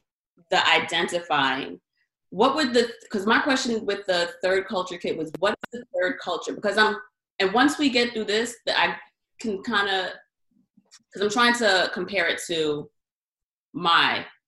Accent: New York City, New York, United States; also born or lived in Long Island; I'm a Queens girl.

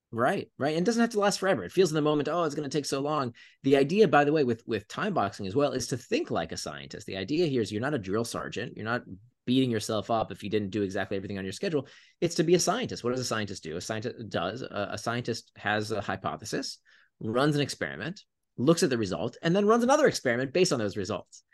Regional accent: Florida, United States; when I was a teenager, I grew up in Florida

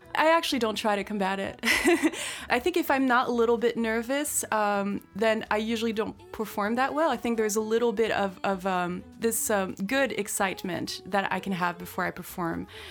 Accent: France; now in United States; I grew up in France

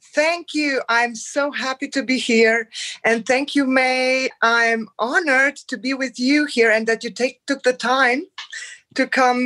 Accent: Transylvania, Romania; now in Germany; I come originally from Romania, from Transylvania.

